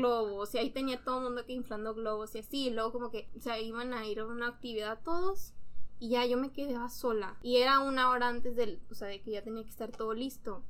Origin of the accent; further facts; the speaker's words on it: San Diego, California, United States; also born or lived in Tijuana, Mexico; En realidad nací en San Diego, viví 7 años pues nací allá, pero viví 7 años, los primeros 7 años de mi vida en Tijuana. Y luego Tijuana estaba ya como que muy inseguro, pues mis papás tomaron la decisión de irnos a ir a San Diego